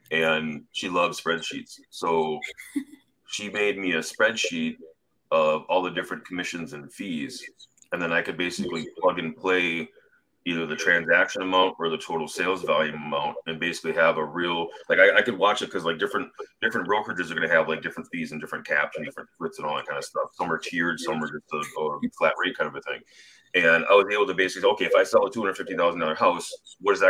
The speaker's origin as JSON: {"language": "English", "region": "Wisconsin", "country": "United States", "said": "I'm from Wisconsin."}